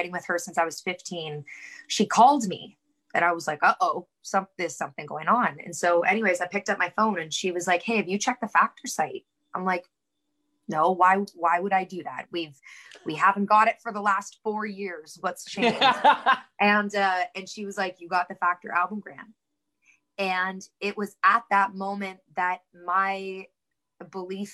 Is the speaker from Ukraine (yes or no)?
no; Kingston, Ontario, Canada; now in Kitchener, Canada; I was born and raised in Kingston